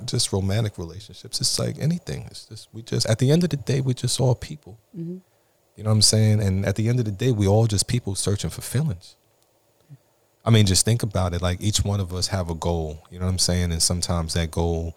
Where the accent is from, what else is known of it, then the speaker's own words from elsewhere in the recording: New York City, New York, United States; I'm from Flatbush, Brooklyn, New York